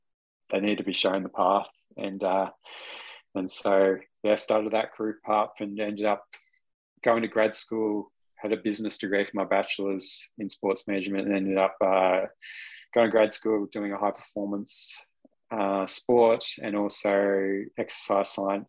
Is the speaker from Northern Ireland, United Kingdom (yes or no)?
yes; Newry, Northern Ireland, United Kingdom; Growing up in Newry, it was just me, myself, and I most days, still is, going out training.